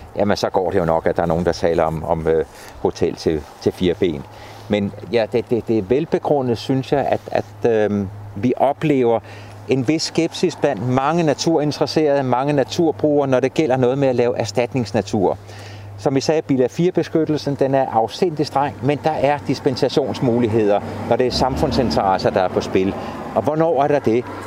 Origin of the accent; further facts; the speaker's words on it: Stevns, Zealand, Denmark; nede på Stævns, i det område, hvor jeg kommer fra